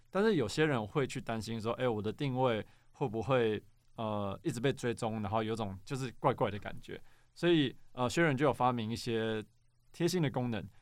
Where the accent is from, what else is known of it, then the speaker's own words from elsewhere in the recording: Xinzhuang, New Taipei, Taiwan; now in Banqiao, Taiwan; 我本来是新中人，所以我小时候其实在福大附近长大